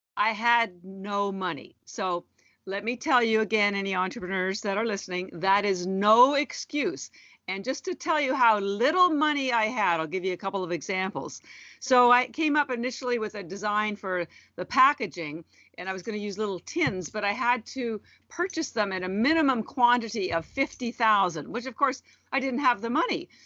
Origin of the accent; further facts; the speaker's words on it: Canada; also born or lived in Vancouver, Canada; now in Boston, United States; I'm Canadian and originally and, and have lived in Vancouver